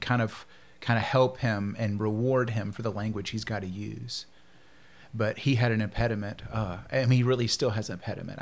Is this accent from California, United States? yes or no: no; Shreveport, Louisiana, United States; also born or lived in Phoenix / Alexandria, Louisiana; I was born and raised here in Shreveport.